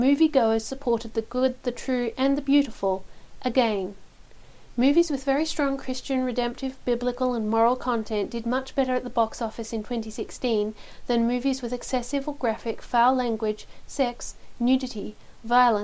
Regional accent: Houston, Texas, United States; also born or lived in Argentina; Growing up in Houston was a wonderful experience

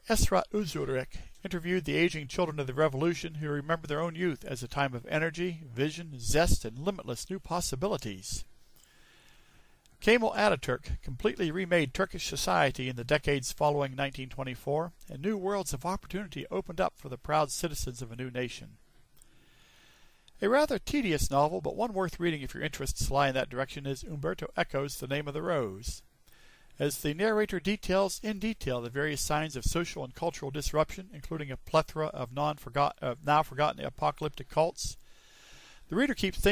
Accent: Sewickley, Pennsylvania, United States; I was born in 1951 in Swickley, Pennsylvania

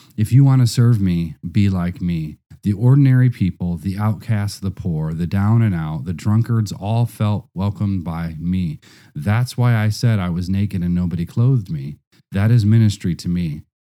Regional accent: Nigeria; now in Russia; I was from Nigeria

